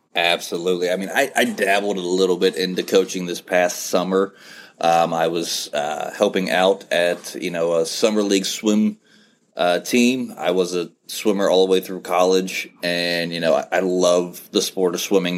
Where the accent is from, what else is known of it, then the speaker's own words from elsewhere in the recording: West Virginia, United States; moved away; I'm originally from West Virginia, so I am a Mountaineer fan.